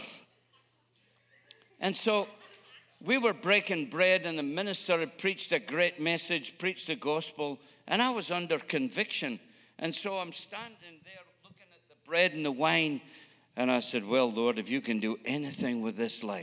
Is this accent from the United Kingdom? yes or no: yes; Scotland, United Kingdom; moved away; I'm a Scotsman